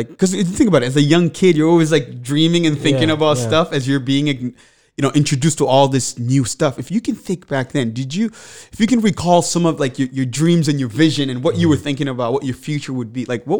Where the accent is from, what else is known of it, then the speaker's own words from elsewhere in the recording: DR Congo; English is a second language; now in Manchester; I grew up in the Congo, and my father was assassinated. And in result of that, my family and I, we ended up at a refugee camp, and then we resettled to Manchester.